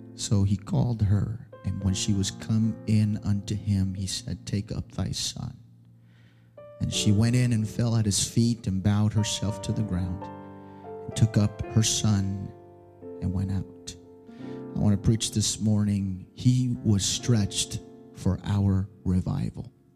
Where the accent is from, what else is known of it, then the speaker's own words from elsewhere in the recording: New York, United States; first language Spanish; English is a second language; I hail from the beautiful city of New York. Amen. And so um, I was born in Brooklyn